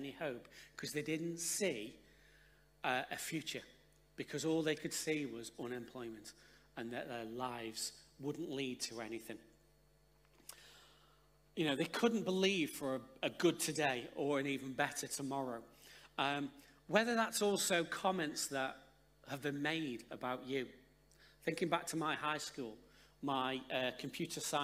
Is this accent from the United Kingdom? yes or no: yes; Stoke-on-Trent, West Midlands, United Kingdom; moved away; We're originally from Stoke-on-Trent